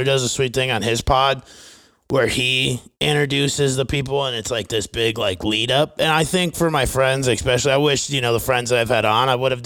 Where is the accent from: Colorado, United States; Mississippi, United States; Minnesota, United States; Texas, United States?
Minnesota, United States; Fairmont; moved away; also born or lived in Arizona; my hometown of Fairmont, Minnesota